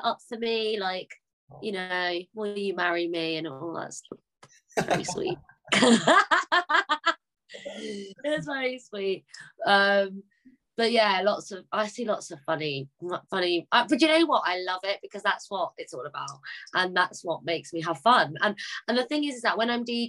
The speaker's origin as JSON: {"language": "English", "region": "London", "country": "United Kingdom", "said": "I'm from London"}